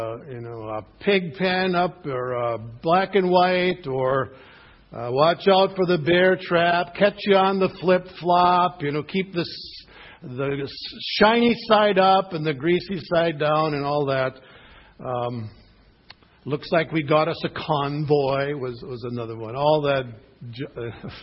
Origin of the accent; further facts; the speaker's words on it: Michigan, United States; I was born in Michigan